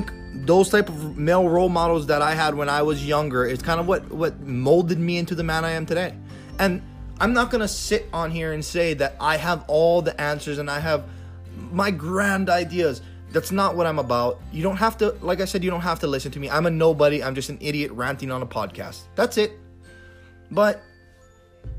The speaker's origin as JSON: {"language": "English", "area": "Big Island", "region": "Hawaii", "country": "United States", "tie": "born or raised there", "said": "when I was growing up in Hawaii"}